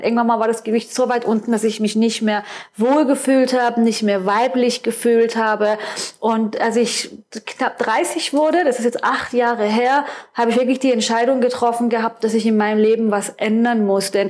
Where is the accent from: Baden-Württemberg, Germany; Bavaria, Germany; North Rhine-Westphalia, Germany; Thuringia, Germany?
Baden-Württemberg, Germany; also born or lived in Iran; ich bin gebürtige Perserin, ich bin seit fast 30 Jahren hier in Deutschland und ähm, ich bin im Schwarzwald aufgewachsen, habe dann in Gießen studiert und habe dann meinen Mann in Frankfurt kennengelernt